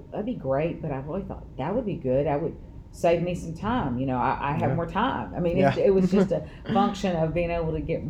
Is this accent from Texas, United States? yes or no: yes; Kaufman, Texas, United States; also born or lived in Dallas, Texas; I am born and raised in Kaufman County